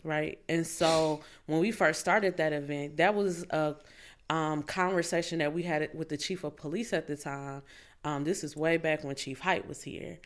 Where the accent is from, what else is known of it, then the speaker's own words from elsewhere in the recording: Fort Wayne, Indiana, United States; also born or lived in Tennessee; now in Indianapolis, United States; I'm from Fort Wayne, Indiana.